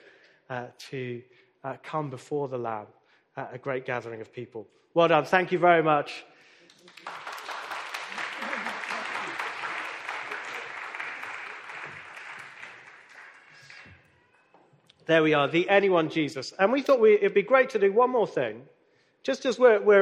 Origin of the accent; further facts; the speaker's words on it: Nottingham, East Midlands, United Kingdom; I was born in Nottingham